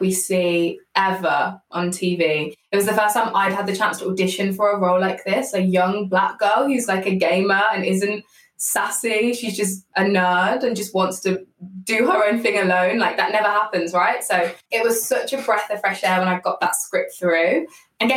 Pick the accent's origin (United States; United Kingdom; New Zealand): United Kingdom; I'm a British actor